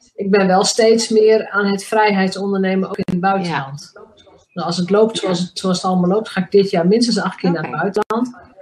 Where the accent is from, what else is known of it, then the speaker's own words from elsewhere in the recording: Drenthe, Netherlands; mij als Drents meisje